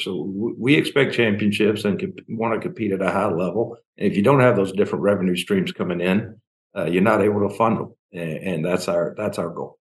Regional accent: Memphis, Tennessee, United States; now in Tallahassee, United States; I grew up in Memphis.

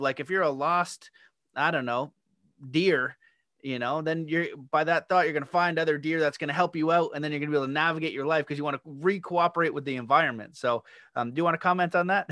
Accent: Canada; I'm Canadian

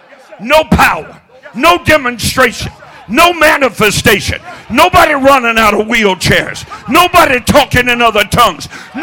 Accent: the South, United States; because I'm from the South, and people in the South, you know, it's the Bible Belt, and we go to church.

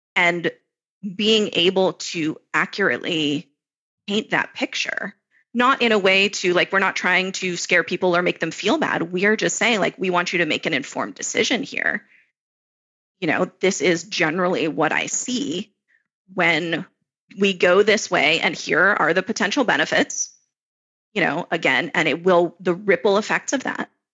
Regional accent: Florida, United States; moved away as an adult; now in Israel; I grew up in Florida

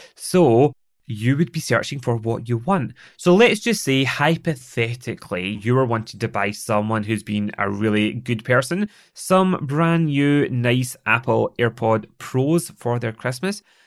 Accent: Scotland, United Kingdom; accent: Scottish; I am Scottish. It is the way that I speak

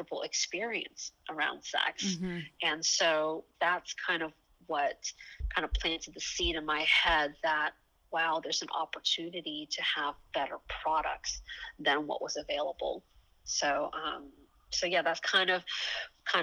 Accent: Atlanta, Georgia, United States; moved away as an adult; also born or lived in Taiwan; now in San Francisco, United States; I was born in Taiwan, and my whole family moved to the States when I was 6 years old. And I actually grew up in Atlanta, Georgia

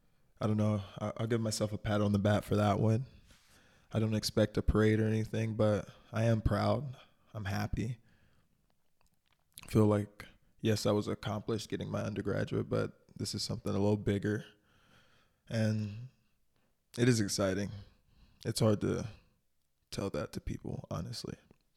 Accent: the South, United States; Like growing up in the South, you know, going to a private or prestigious higher education university was not really something that we strove to do.

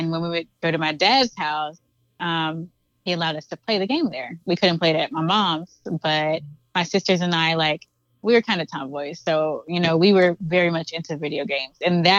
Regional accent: Fort Worth, Texas, United States; also born or lived in Weatherford, Texas; I'm from I'm originally from Fort Worth. I grew up in Weatherford from the age of 12 up until graduating high school. So I'm from the DFW Metroplex, basically.

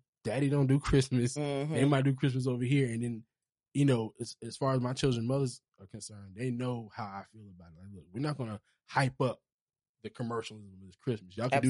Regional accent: Charleston, South Carolina, United States; I'm from Charleston.

